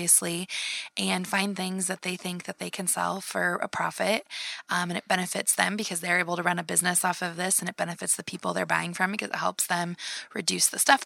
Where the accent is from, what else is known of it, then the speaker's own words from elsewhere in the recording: Iowa, United States; growing up in Iowa